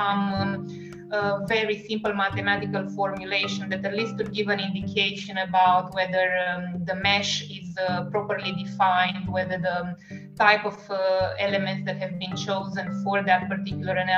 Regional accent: Romania; first language Romanian; English is a second language; moved away as an adult; also born or lived in Italy / France; now in Perth, Australia; we speak Romanian as our native language

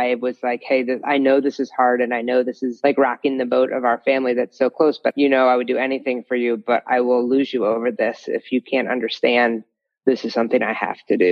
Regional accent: Ohio, United States; moved away as an adult; also born or lived in Colorado; I grew up in Ohio

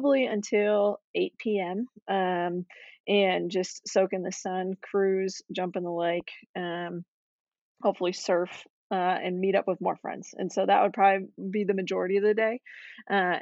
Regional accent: Detroit Lakes, Minnesota, United States; also born or lived in Twin Cities, Minnesota / Bloomington, Minnesota; I am from Detroit Lakes, Minnesota. So a small town in somewhat northern Minnesota, close to Fargo, North Dakota

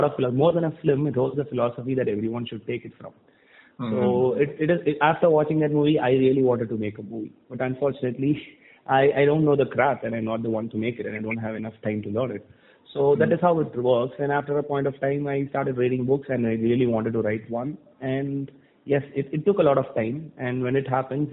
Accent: Thoothukudi, Tamil Nadu, India; also born or lived in Chennai; I was born and brought up in Tuticorin, which is a city in South Tamil Nadu. So I finished my schooling here

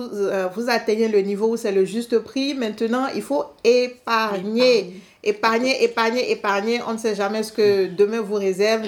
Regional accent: Benin; je suis du Bénin

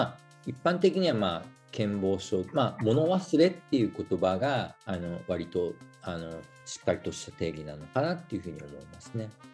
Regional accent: Okayama, Japan; moved away as an adult; also born or lived in Hiroshima; now in Denmark; 僕、岡山出身で、えー、大学、広島に来まして

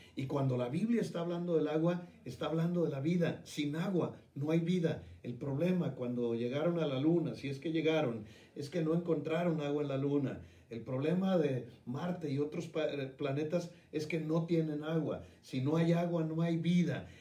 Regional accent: Mexico; now in Guadalajara, Mexico; mi país

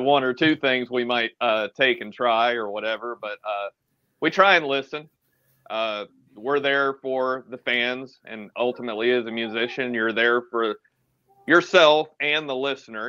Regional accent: Atlanta, Georgia, United States; i am from Atlanta.

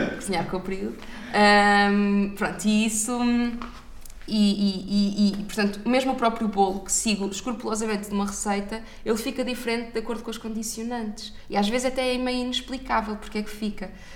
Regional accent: Maia, Norte, Portugal; à Maia, à minha terra

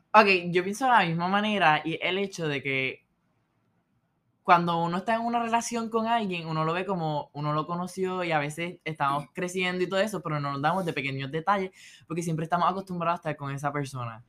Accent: Puerto Rico; moved away as an adult; now in Philadelphia, United States; actualmente estoy de COP con Johnson Johnson en Filadelfia, bien fuera de Puerto Rico, extrañando a, a la islita y a mis familiares

